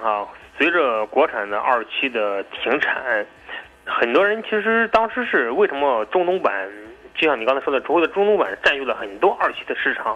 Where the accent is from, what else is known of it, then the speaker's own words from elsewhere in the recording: China; 我们中国人